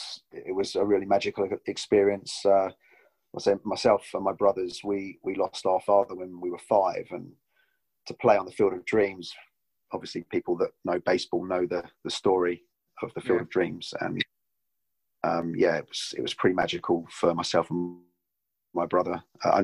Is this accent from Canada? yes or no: no; South of England, United Kingdom; I am a southerner.